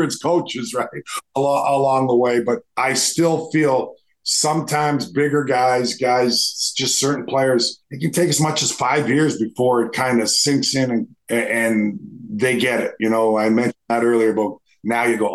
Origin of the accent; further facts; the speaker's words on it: Edmonton, Alberta, Canada; growing up in Edmonton, Alberta